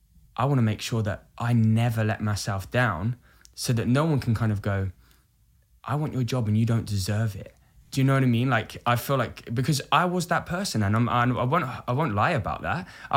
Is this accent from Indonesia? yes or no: no; Brighton, South East England, United Kingdom; born or raised there